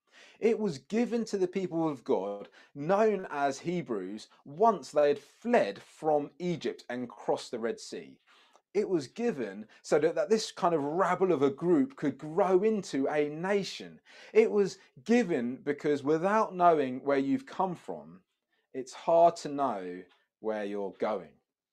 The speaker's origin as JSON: {"language": "English", "town": "Brighton", "region": "South East England", "country": "United Kingdom", "tie": "born or raised there", "also_born_or_lived": "Sheffield / Democratic Republic of the Congo", "said": "I was born in Sheffield, but I spent the first 5 years of my life in the Congo, the DRC. But my teenage years were growing up in Brighton. I seem to have moved around quite a lot."}